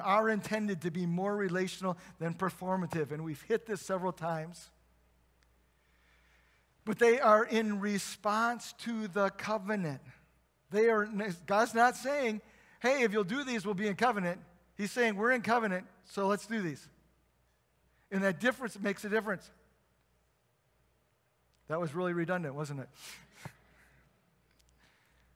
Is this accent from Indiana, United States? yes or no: yes; South Bend, Indiana, United States; moved away; I come from South Bend, and there's a famous university in South Bend that plays football